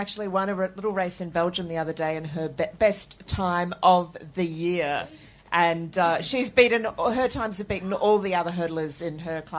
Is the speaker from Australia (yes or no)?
yes; Australia; We're Australian